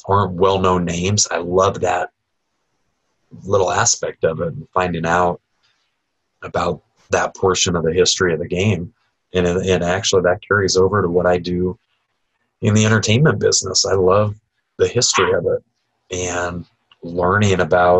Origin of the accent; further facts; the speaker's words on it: Nebraska, United States; now in Southwest Florida, United States; Growing up in the Midwest, I grew up in Nebraska